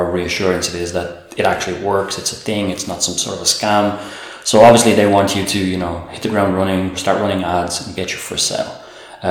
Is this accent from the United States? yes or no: no; Dublin, Leinster, Ireland; moved away as an adult; now in Puglia, Italy; I'm Irish, from Dublin